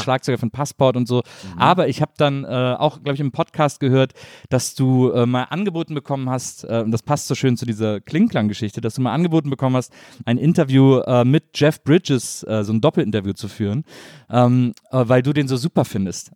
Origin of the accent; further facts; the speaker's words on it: Wesseling, North Rhine-Westphalia, Germany; Ich komme aus Wesseling, zwischen Köln und Bonn